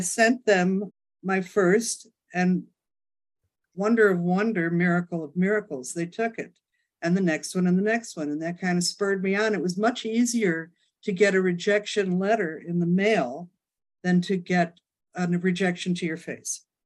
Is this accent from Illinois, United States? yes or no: yes; Chicago, Illinois, United States; moved away as an adult; also born or lived in New York City; now in Hamptons, United States; I'm from Chicago. Moved to uh, New York City the day after my 18th birthday.